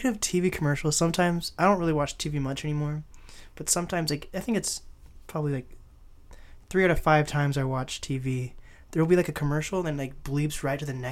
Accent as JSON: {"language": "English", "town": "Seattle", "region": "Washington", "country": "United States", "said": "yes, of course I'm from Seattle uh, or like Seattle area. Like I say, I like to, I like to um, say everything Seattle, like Kent, Seattle, in my opinion, even though it's not."}